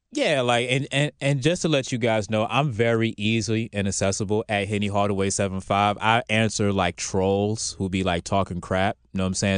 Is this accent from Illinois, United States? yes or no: no; Virginia Beach, Virginia, United States; now in Atlanta, United States; I'm from Virginia Beach too